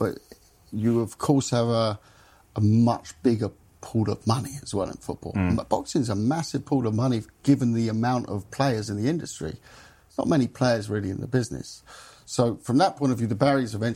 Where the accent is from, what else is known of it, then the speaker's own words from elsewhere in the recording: London, United Kingdom; also born or lived in Germany; I was raised in North London